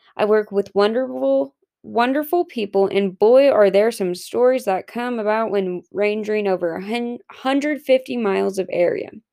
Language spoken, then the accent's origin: English; Centerville, Washington, United States; moved away as an adult; now in Pullman, United States; My hometown is Centerville, Washington, where I'm lucky to be a sixth generation cattle rancher